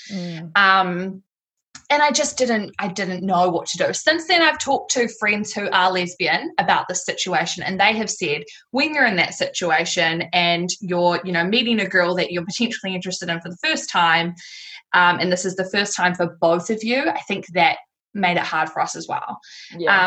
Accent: Tauranga, Bay of Plenty, New Zealand; I've moved back to Tauranga, which is my hometown.

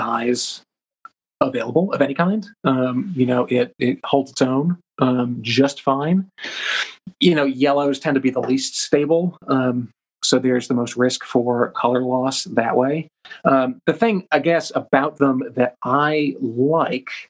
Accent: Rhode Island, United States; I grew up in Rhode Island, and so I went to Slater Mill a lot as a kid

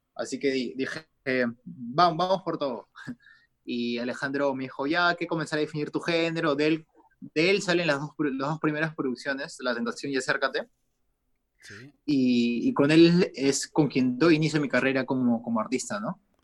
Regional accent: Peru; acá en mi país

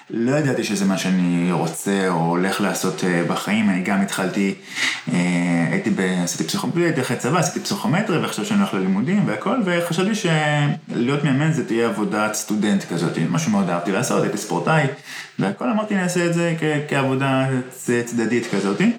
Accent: Bitzaron, Southern District, Israel; גדלתי במושב ביצרון, כן, ממש עשר דקות.

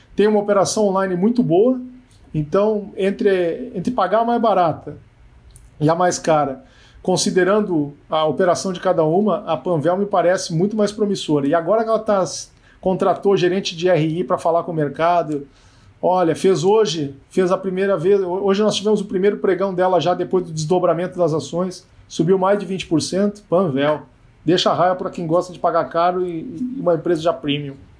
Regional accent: Rio Grande do Sul, Brazil; eu sou muito perguntado, né, como gaúcho

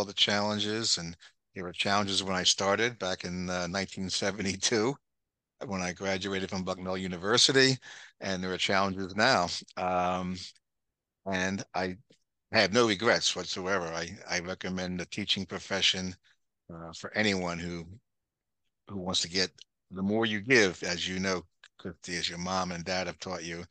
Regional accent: Norwood, Pennsylvania, United States; I grew up in Norwood, where your mom and I grew up in Norwood.

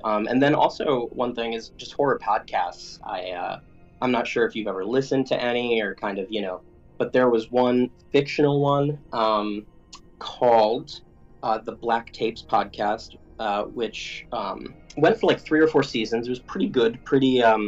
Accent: Connecticut, United States; I grew up in Connecticut, and that's where they were based

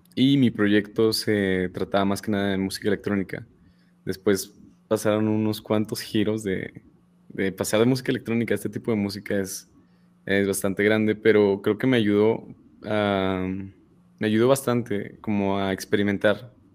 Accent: State of Mexico, Mexico; yo no soy regio. Yo no pertenezco, no, yo soy del Estado de México.

